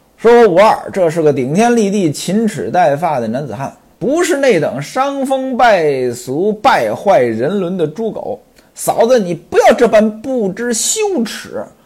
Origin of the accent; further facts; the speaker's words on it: Hebei, China; 我老家呢，就是河北的，当然比这清河县呢要再北一些